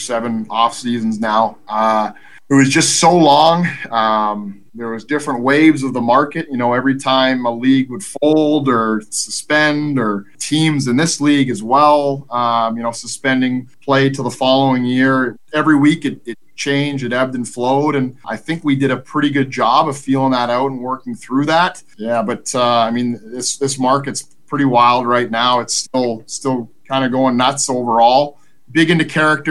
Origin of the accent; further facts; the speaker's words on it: Vancouver, British Columbia, Canada; also born or lived in United Kingdom; now in Greenville, United States; Vancouver's my hometown.